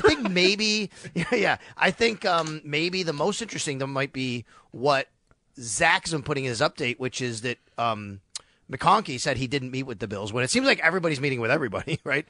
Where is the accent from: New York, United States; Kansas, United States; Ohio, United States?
New York, United States; Buffalo; moved away as an adult; also born or lived in Syracuse, New York / Florida; growing up in Buffalo